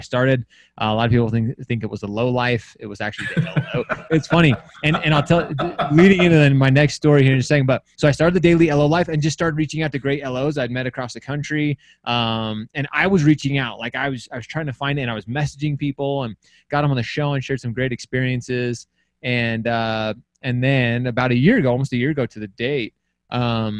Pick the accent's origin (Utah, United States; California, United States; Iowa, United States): Utah, United States; I'm from Utah